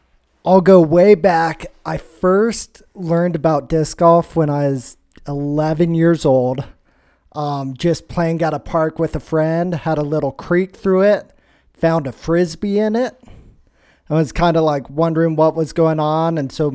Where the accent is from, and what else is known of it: Montana, United States; born or raised there